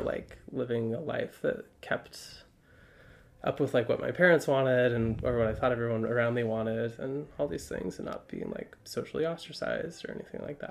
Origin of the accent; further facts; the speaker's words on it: Highland, Utah, United States; moved away as an adult; now in Brooklyn, United States; from Utah. I grew up in Highland, so Utah County proper